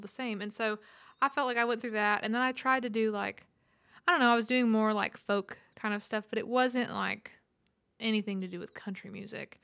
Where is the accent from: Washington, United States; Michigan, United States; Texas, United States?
Texas, United States; Roosevelt; moved away as an adult; now in Nashville, United States; I'm from Roosevelt, Texas, population 18